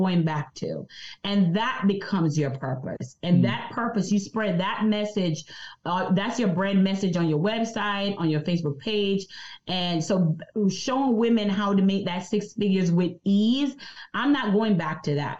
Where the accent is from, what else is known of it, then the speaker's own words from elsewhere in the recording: Jamaica; I'm from Jamaica, so I have an accent